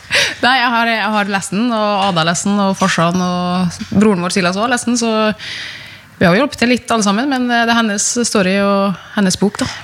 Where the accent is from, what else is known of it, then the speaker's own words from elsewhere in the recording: Sunndalsøra, Møre og Romsdal, Norway; jeg er jo fra Sunndal, der er det jo mye natur